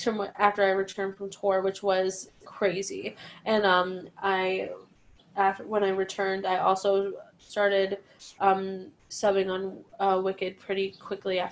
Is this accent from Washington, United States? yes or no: no; Cleveland, Ohio, United States; now in New York City, United States; I'm from Cleveland